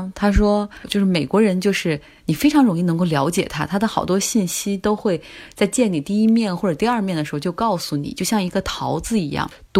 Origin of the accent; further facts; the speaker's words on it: China; 那我们中国人如果用水果来比喻，大家觉得什么更好